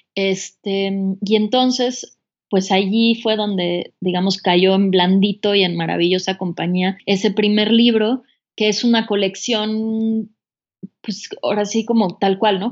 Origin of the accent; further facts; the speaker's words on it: Mexico City, Mexico; moved away as an adult; also born or lived in United States; yo soy de la Ciudad de México